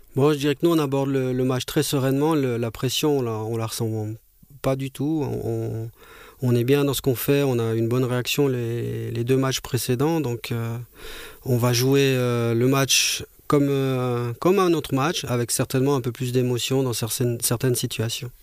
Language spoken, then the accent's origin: French; Monthey, Valais, Switzerland; de mon enfance quand j'étais jeune, junior au FC Monté